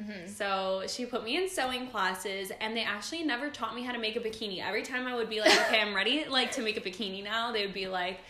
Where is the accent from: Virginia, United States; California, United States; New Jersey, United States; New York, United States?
California, United States; Los Angeles; July 25th, 1997. I was born in Woodland Hills, California.